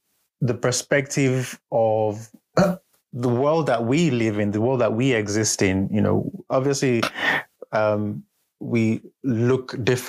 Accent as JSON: {"language": "English", "country": "Nigeria", "said": "Who was able to identify with me as a Nigerian"}